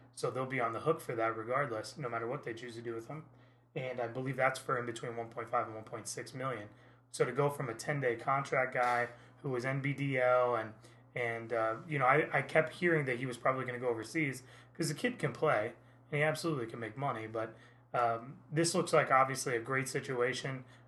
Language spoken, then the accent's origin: English; Indiana, United States; now in Naples, United States; I grew up in Indiana where IU basketball is much the same way